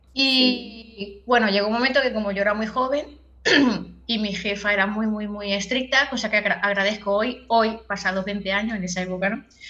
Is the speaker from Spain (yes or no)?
yes; Cambrils, Catalonia, Spain; yo soy de Tarragona, en concreto soy de cambris que es un pueblo que está un poco más retirado de Tarragona